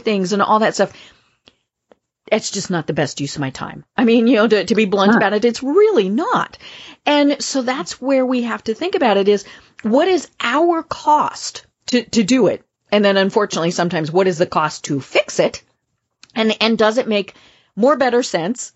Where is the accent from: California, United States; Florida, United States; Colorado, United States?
Colorado, United States; my home state